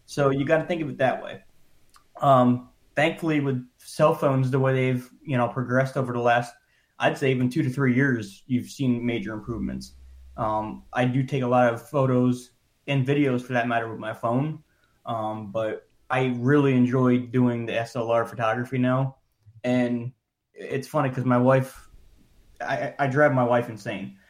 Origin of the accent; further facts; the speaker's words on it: Scranton, Pennsylvania, United States; moved away as an adult; now in Florida, United States; I was born and raised in Pennsylvania. Um, about two hours north of Philadelphia in a town called Scranton